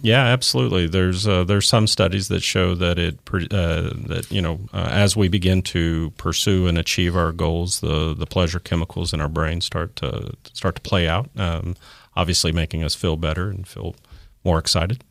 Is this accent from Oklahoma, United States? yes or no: yes; Tulsa, Oklahoma, United States; born or raised there